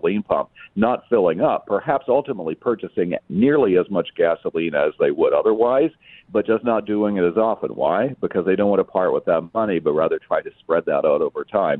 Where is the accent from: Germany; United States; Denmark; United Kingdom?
United States; Kansas; it became the center of the town where I grew up in Kansas